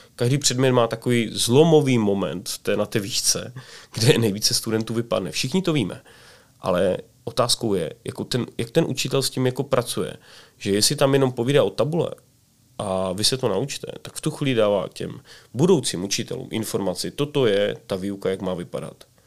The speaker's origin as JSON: {"language": "Czech", "country": "Czechia", "said": "jako Češi"}